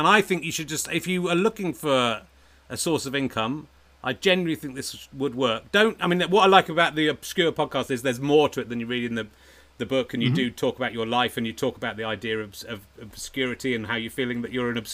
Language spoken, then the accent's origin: English; Dorset, South West England, United Kingdom; it should be Dorset. It's kind of where I grew up